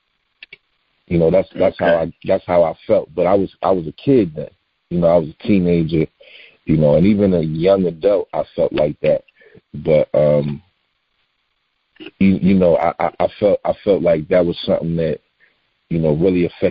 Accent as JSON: {"language": "English", "town": "Philadelphia", "region": "Pennsylvania", "country": "United States", "tie": "born or raised there", "said": "I'm from West Philadelphia"}